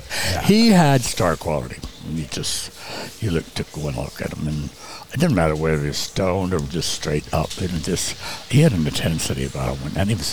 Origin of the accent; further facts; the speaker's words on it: North Carolina, United States; born there; I was born in North Carolina. I was a service brat, like my friend Charlie, and that's why we're so screwed up, Charlie.